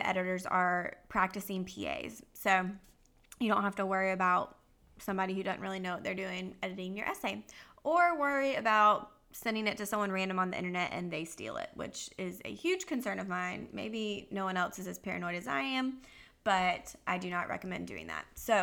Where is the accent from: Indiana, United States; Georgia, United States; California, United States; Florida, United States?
Georgia, United States; Jessy and I have extremely different accents because I am from Georgia